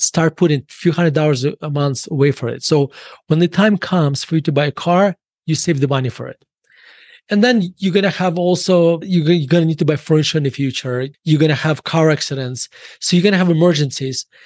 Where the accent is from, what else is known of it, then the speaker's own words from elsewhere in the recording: Murmansk, Murmansk Oblast, Russia; now in United States; When I was growing up in Russia